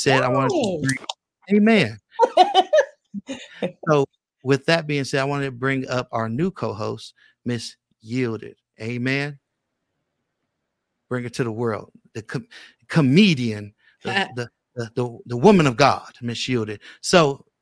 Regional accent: Oakland, California, United States; also born or lived in Richmond, California; now in Las Vegas, United States; I was born in Oakland

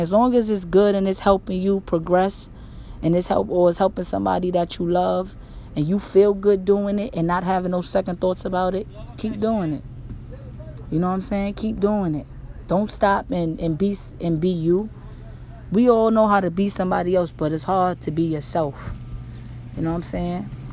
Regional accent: New York, United States; I'm from New York, so we be like, yo, that's my nigga

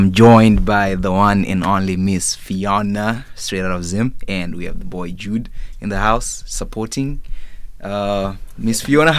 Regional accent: Canada; It's my first time going to Zimbabwe, I'm Canadian.

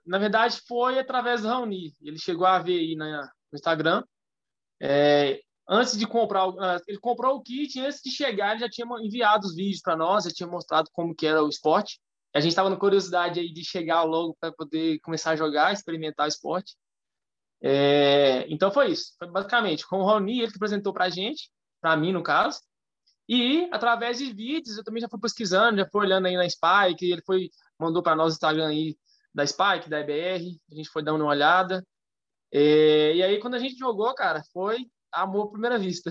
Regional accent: Curvelo, Minas Gerais, Brazil; sou nascido aqui em Curvelo também

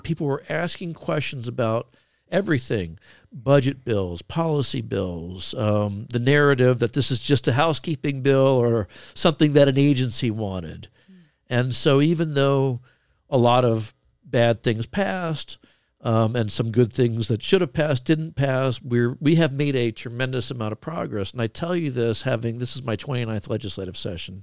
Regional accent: Florida, United States; now in Idaho, United States; I was born in Florida.

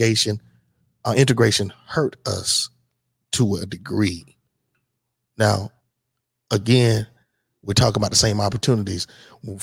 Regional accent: Hartsville, South Carolina, United States; I'm from Hartsville, South Carolina

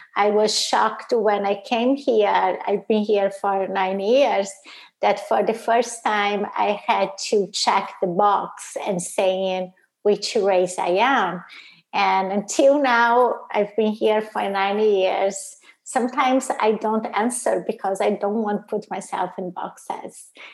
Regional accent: Brazil; also born or lived in Italy; now in United States; I'm originally from Brazil

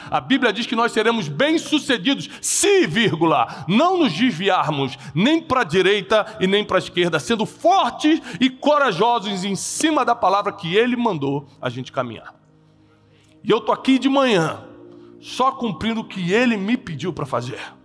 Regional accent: Brazil; eu sou brasileiro, publicando em Portugal

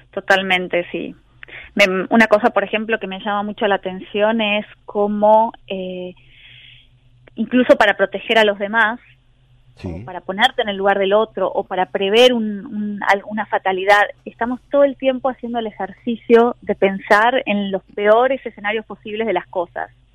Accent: Argentina; now in Berlin, Germany; como argentina yo vengo de una tradición

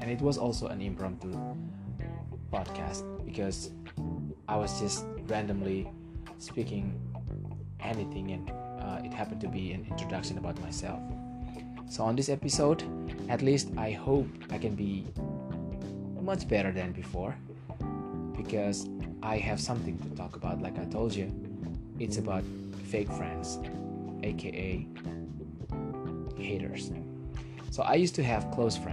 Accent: Indonesia; English is a second language; I'm from Indonesia. I don't always speak English every day

